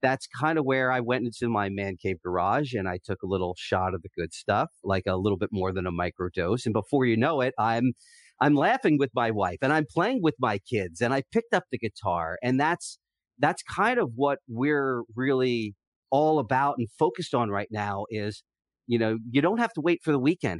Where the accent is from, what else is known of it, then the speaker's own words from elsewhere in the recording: New Jersey, United States; moved away as an adult; now in San Diego, United States; we were both sports fans growing up in Southern Jersey